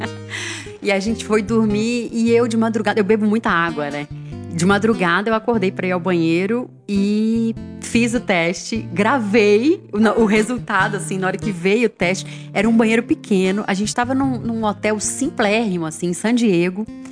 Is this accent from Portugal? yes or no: no; Belo Horizonte, Minas Gerais, Brazil; moved away; eu sou de Belo Horizonte